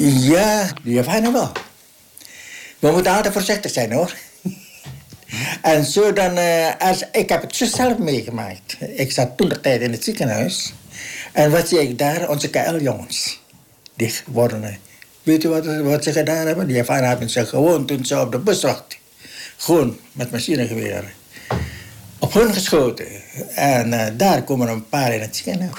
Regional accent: Moluccas, Maluku, Indonesia; moved away as an adult; now in Netherlands; we zijn Molukkers

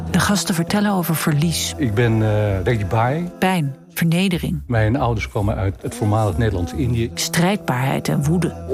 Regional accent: Suriname; born there; Ik ben geboren in Suriname onder de naam ….

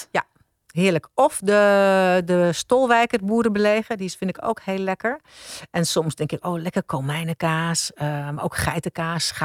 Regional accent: Gouda, South Holland, Netherlands; born there; ik ben in Gouda geboren. Ik ben er niet opgegroeid verder. Maar ik ben in het ziekenhuis daar geboren.

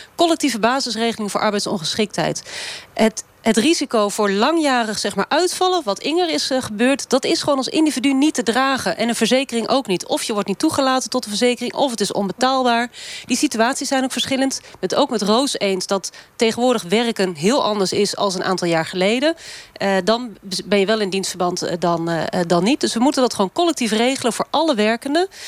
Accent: Kampen, Overijssel, Netherlands; Ik kom zelf uit Kampen

